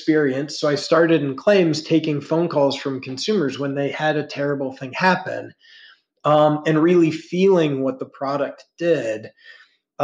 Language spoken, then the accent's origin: English; Ohio, United States; I grew up in the Midwest in Ohio